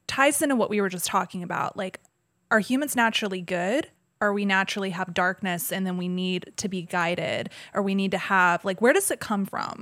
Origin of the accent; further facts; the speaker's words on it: Georgia, United States; I grew up in Georgia and the Bible Belt